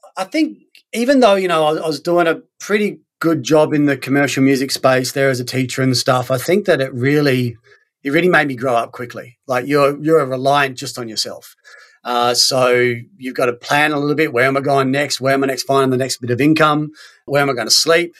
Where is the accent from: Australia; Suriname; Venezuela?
Australia; moved away as an adult; also born or lived in Sweden; I'm from Australia